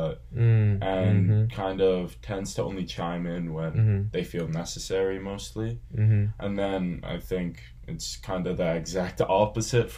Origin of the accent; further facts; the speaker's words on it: Massachusetts, United States; I'm originally from Massachusetts.